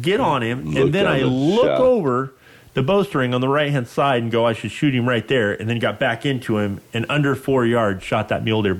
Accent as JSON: {"language": "English", "region": "Western United States", "country": "United States", "tie": "born or raised there", "said": "growing up in the Western United States"}